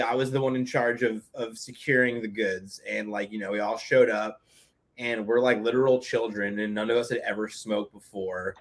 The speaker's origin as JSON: {"language": "English", "town": "Hastings-on-Hudson", "region": "New York", "country": "United States", "tie": "born or raised there", "said": "I grew up in a small town called Hastings, New York"}